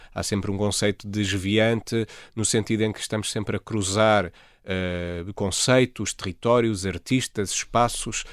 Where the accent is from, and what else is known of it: Almada, Lisbon, Portugal; born or raised there; also born or lived in Freudenstadt, Germany; now in Lisbon, Portugal